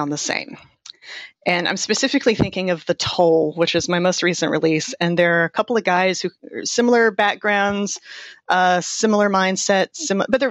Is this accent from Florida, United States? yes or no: yes; Florida, United States; moved away; also born or lived in Chattanooga, Tennessee / Seattle, Washington; I'm from Florida